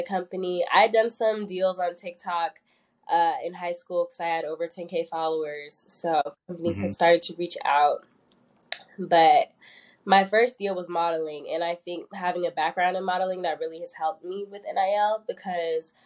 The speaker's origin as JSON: {"language": "English", "region": "Northern Virginia", "country": "United States", "moved": "as an adult", "lives_now": "Atlanta, United States", "said": "I'm from Northern Virginia"}